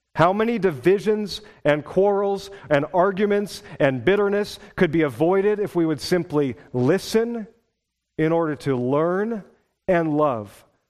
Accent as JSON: {"language": "English", "region": "Pacific Northwest", "country": "United States", "also_born_or_lived": "Wisconsin", "moved": "as an adult", "said": "I was from the Pacific Northwest"}